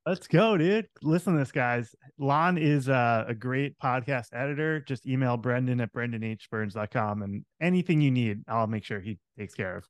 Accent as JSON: {"language": "English", "area": "Long Island", "region": "New York", "country": "United States", "tie": "born or raised there", "also_born_or_lived": "Manhattan / Brooklyn", "moved": "as an adult", "lives_now": "Southern California, United States", "said": "I grew up on Long Island"}